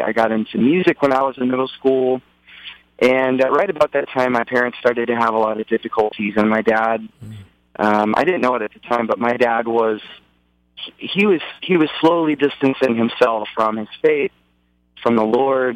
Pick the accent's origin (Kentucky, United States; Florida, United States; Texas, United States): Texas, United States; Dallas; I'm a native Texan. I grew up in Dallas, Texas